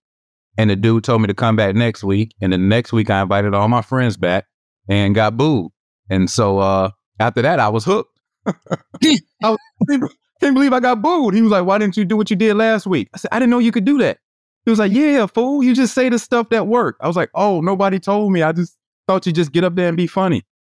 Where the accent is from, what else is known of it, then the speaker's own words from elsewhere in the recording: Atlanta, Georgia, United States; accent: Southwest Atlanta voice; moved away as an adult; also born or lived in Miami; now in Los Angeles, United States; We're from Southwest Atlanta, as we like to say, the SWAT.